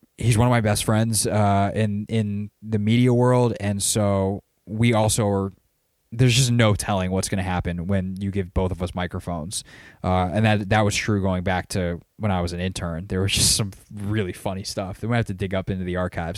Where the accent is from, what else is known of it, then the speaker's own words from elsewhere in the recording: Greenville, South Carolina, United States; back in Greenville, South Carolina, my hometown